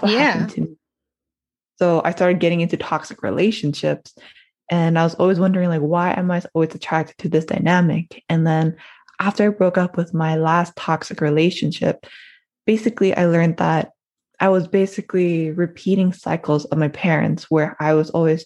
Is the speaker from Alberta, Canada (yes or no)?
no; Toronto, Ontario, Canada; I'm from Toronto, born and raised in Toronto, Ontario